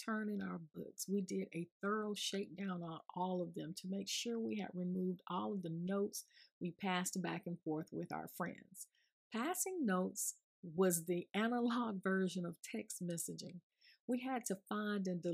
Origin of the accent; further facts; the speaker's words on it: Augusta, Georgia, United States; I grew up in Georgia, which is considered the Deep South